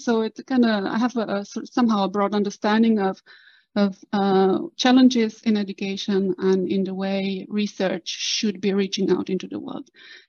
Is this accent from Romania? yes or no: yes; Cluj-Napoca, Cluj County, Romania; moved away as an adult; also born or lived in Netherlands; now in Oslo, Norway; I am Romanian born. I grew up and studied in Romania, in Cluj-Napoca, which is the northwestern part of Romania in the heart of Transylvania.